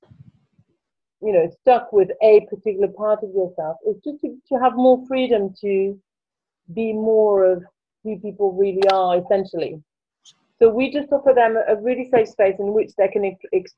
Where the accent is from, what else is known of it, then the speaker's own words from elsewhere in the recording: Paris, Île-de-France, France; accent: French; English is a second language; moved away as an adult; now in Brighton, United Kingdom; And I originally come from France, as you can probably tell in my accent. I grew up in Paris, and I came to the UK in my early 20s.